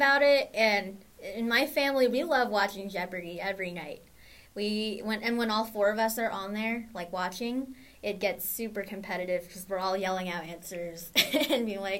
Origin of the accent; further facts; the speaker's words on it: Orange County, California, United States; I'm from Orange County. I've been here my whole life, and I'm currently a freshman at Concordia University Irvine.